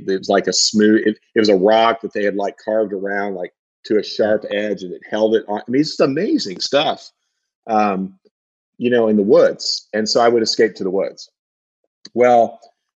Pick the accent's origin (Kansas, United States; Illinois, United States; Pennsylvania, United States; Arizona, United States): Illinois, United States; Southern; I grew up in Southern Illinois, which is like about 2 hours southeast of St. Louis